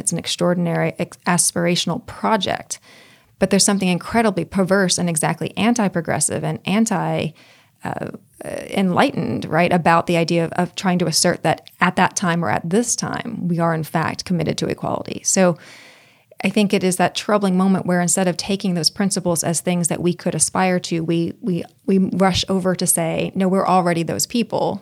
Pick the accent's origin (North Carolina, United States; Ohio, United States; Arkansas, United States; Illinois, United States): Arkansas, United States; Pine Bluff; Pine Bluff, Arkansas, where I grew up